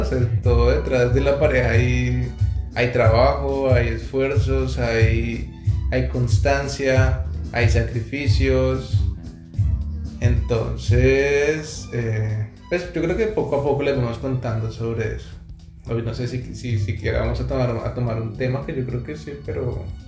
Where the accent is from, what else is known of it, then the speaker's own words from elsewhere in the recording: Bogotá, Colombia; now in Montreal, Canada; somos de Bogotá, Colombia. Actualmente nos encontramos en Montreal, Canadá